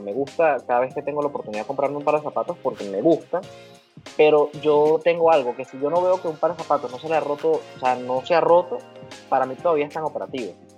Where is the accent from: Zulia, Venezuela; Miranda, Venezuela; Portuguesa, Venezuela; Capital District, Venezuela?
Miranda, Venezuela; Valles del Tuy; yo soy de los Valles del Tuy, en el estado Miranda.